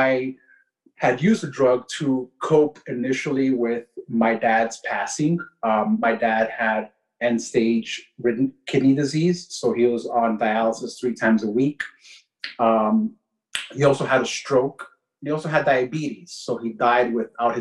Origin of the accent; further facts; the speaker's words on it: New York City, New York, United States; I was born and raised in Queens, New York City, to Ecuadorian parents